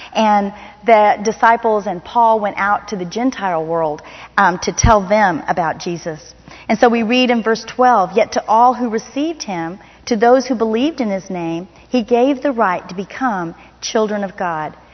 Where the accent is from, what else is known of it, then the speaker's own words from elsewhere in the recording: Miami, Florida, United States; moved away; I grew up in Miami, Florida